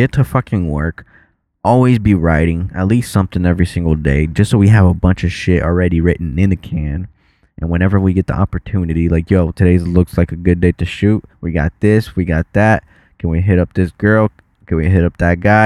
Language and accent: English; Florida, United States; first language Portuguese; English is a second language; also born or lived in Brazil; Florida's always gonna be my hometown